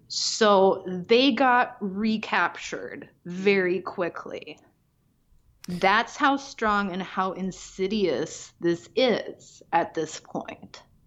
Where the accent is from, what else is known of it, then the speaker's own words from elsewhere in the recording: Pacific Northwest, United States; moved away; also born or lived in Midwest / Chicago; growing up in the Pacific Northwest, I was just kind of like de facto liberal. And then I moved to the Midwest